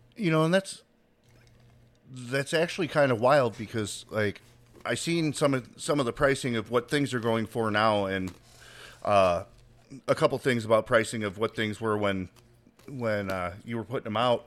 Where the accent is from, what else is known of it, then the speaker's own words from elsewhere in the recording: Chicago, Illinois, United States; now in Indiana, United States; I grew up in the city of Chicago, but I live outside